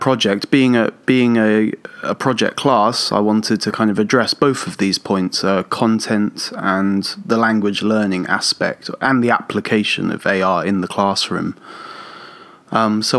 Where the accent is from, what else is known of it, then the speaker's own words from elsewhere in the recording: Portsmouth, South East England, United Kingdom; moved away as an adult; now in Tokyo, Japan; I'm originally from England, south of England, a city called Portsmouth, and I've been living and teaching in Japan for about 11 years now.